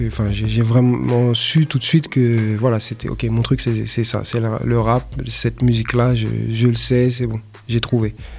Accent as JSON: {"language": "French", "town": "Paris", "region": "Île-de-France", "country": "France", "tie": "born or raised there", "said": "je suis parisien. J'ai grandi dans le, dans le 18e arrondissement."}